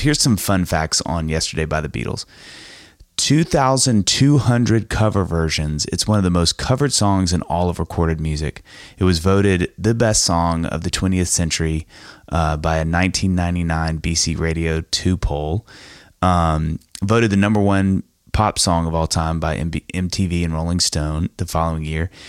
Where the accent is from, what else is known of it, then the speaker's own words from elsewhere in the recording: United States; as an American dude